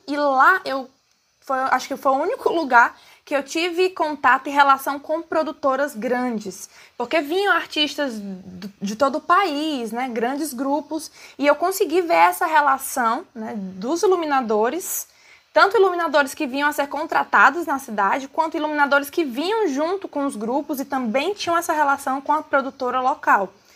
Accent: Fortaleza, Ceará, Brazil; sou de Fortaleza, Ceará

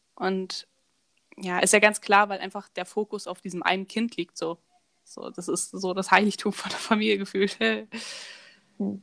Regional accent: Germany; moved away; also born or lived in France; ich komme aus Deutschland

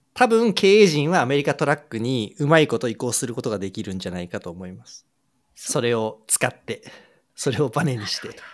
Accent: Japan; 日本で生まれ育って日本で教育を受けて日本で仕事をしてきたという前提に立つと私もそうですけれども

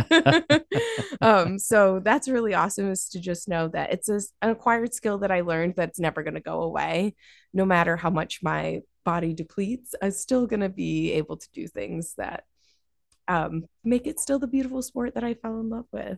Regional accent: Dalton, Massachusetts, United States; my grandparents adopted me when I was six, um, and I grew up in Dalton

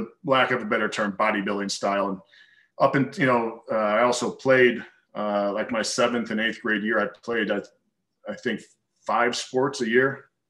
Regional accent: Chicago, Illinois, United States; moved away as an adult; also born or lived in Arizona / Kentucky; I grew up just outside of Chicago

